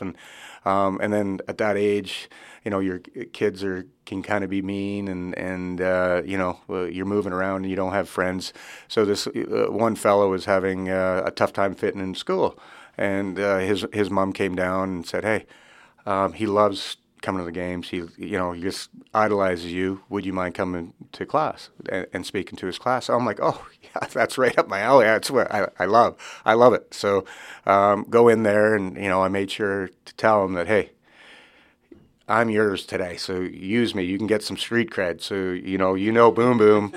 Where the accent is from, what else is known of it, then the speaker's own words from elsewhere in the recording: Regina, Saskatchewan, Canada; growing up in Regina, Saskatchewan, uh, I, we farm back home